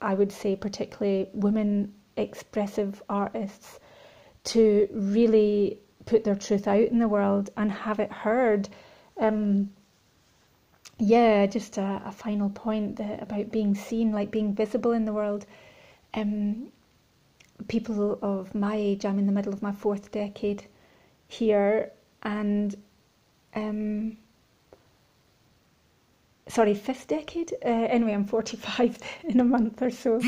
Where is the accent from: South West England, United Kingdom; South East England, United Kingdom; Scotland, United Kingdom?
Scotland, United Kingdom; growing up in Scotland and rurally